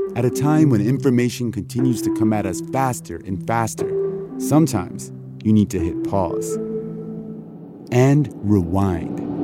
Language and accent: English; Colorado, United States; also born or lived in Mississippi; We moved from Mississippi to Colorado when I was 5, so I think like growing up in Mississippi